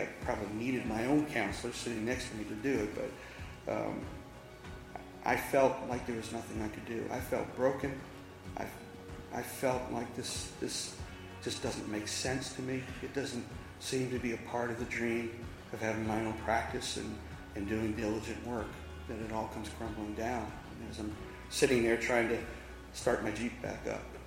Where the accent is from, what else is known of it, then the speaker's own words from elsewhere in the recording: Massachusetts, United States; now in Charlotte, United States; I'm originally from Massachusetts. I came down 22 years ago